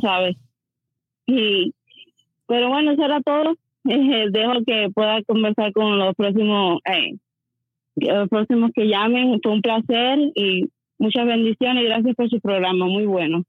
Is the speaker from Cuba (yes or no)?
yes; Cuba; moved away as an adult; now in Las Vegas, United States; yo salí tanto tiempo hace de Cuba, como te digo, de los años 67